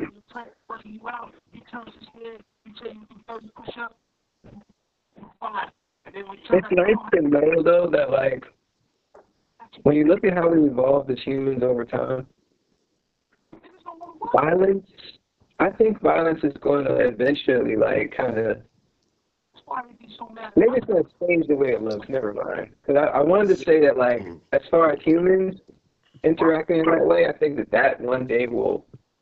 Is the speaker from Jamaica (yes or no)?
yes; Jamaica; I'm Jamaican